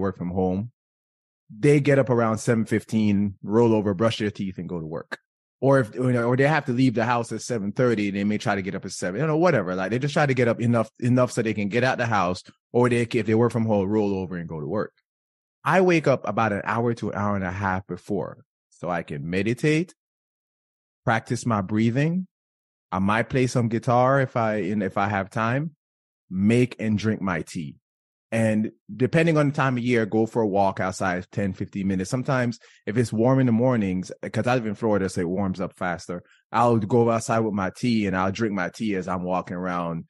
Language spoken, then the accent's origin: English; Jamaica; I'm Jamaican